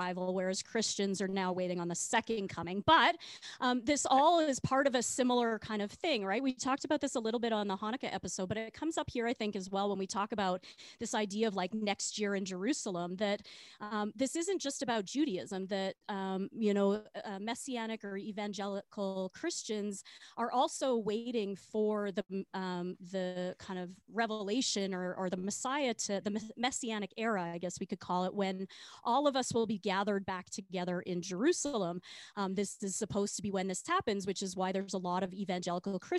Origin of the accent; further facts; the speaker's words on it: Regina, Saskatchewan, Canada; I grew up in Regina